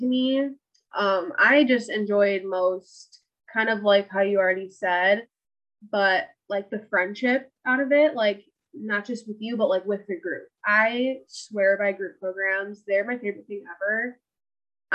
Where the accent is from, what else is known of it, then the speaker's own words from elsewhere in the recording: Michigan, United States; I'm from Michigan.